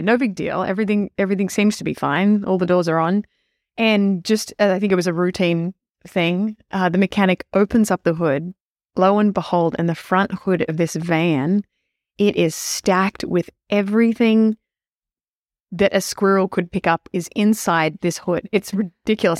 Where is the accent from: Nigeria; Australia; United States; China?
Australia; moved away; I grew up in Australia